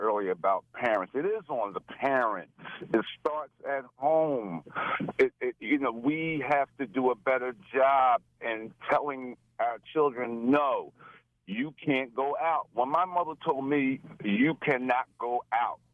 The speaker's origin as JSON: {"language": "English", "town": "Philadelphia", "region": "Pennsylvania", "country": "United States", "tie": "born or raised there", "moved": "as an adult", "lives_now": "Delaware County, United States", "said": "I grew up in South Philly"}